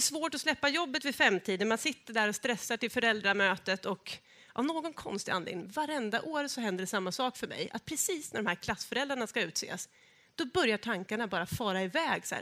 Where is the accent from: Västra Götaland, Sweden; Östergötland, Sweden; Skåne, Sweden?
Östergötland, Sweden; Norrköping area; moved away; jag är ju från Norrköpingstrakten, vill jag säga, från början.